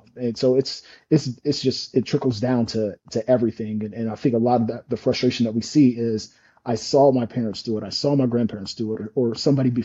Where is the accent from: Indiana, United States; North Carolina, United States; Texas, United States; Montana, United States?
Indiana, United States; moved away; I'm again from Indiana. I'm from a General Motors town.